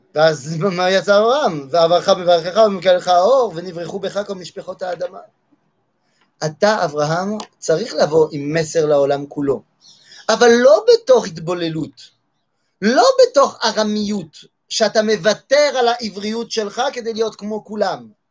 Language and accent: Hebrew; France; moved away; אני גדלתי בצרפת.